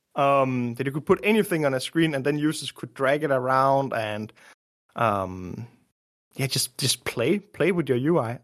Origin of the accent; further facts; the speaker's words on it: Denmark; also born or lived in Copenhagen; I grew up in Denmark, from Denmark, living in Denmark